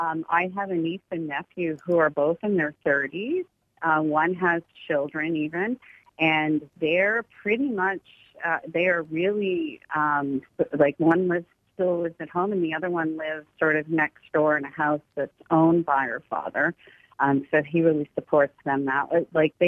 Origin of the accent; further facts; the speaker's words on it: Canada; accent: Canadian; I'm Irish Canadian. I just got my Irish passport.